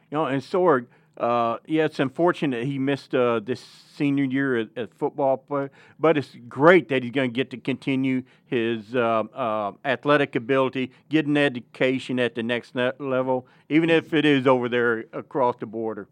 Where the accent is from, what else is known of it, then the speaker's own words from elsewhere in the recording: Northeast Arkansas, United States; moved away; I'm from Northeast Arkansas